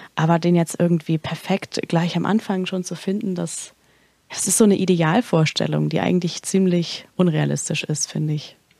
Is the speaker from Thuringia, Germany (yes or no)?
yes; Erfurt, Thuringia, Germany; moved away; ich komme eigentlich aus Erfurt, äh, Thüringen